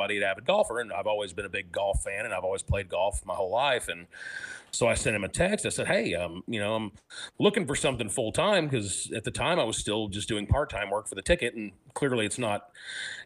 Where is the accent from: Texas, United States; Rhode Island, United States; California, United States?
Texas, United States; Mansfield; now in Arlington, United States; I grew up in Mansfield. My parents still live there, but I live in Arlington now